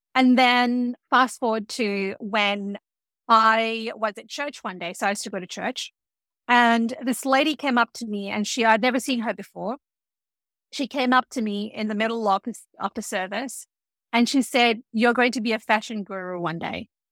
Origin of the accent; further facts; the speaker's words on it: Fiji; I grew up in Fiji.